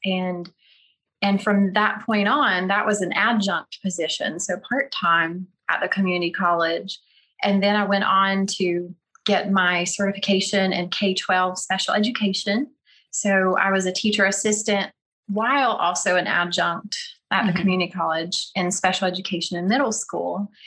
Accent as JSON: {"language": "English", "region": "North Carolina", "country": "United States", "accent": "Southern", "moved": "as an adult", "lives_now": "Oklahoma, United States", "said": "I'm from North Carolina"}